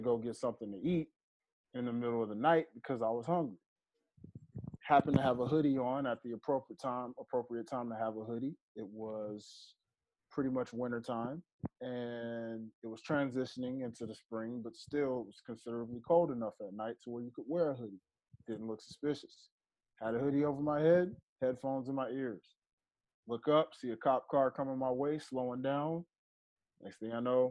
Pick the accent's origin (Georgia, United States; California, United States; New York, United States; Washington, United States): Georgia, United States; also born or lived in Memphis, Tennessee; I grew up in Georgia thinking I was from Georgia. And then I was finding out that I'm actually from Memphis, Tennessee, where the majority of my family is from.